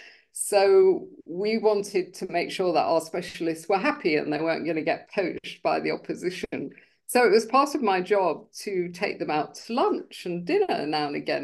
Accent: London, United Kingdom; I grew up in UK in London.

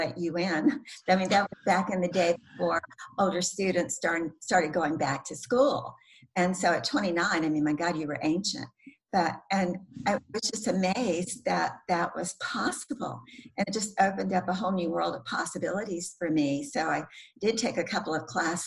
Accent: the South, United States; I grew up in the South

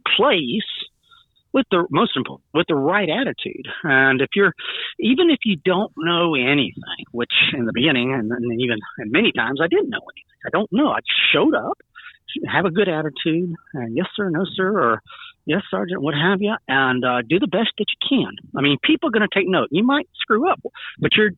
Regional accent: Georgia, United States; also born or lived in South Carolina; I grew up in Georgia and in South Carolina for the most part.

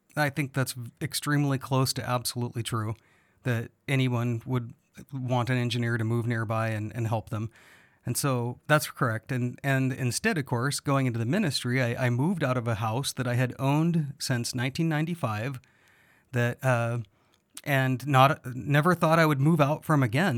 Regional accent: United States; As an American

